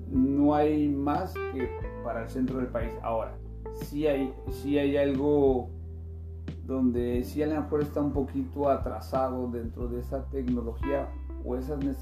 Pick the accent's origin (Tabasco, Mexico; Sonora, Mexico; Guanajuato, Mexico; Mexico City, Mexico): Mexico City, Mexico; now in Mexicali, Mexico; a mí la verdad Mexicali me fascina, porque pues, digo, yo vengo de la Ciudad de México y allá sí hay más fiesta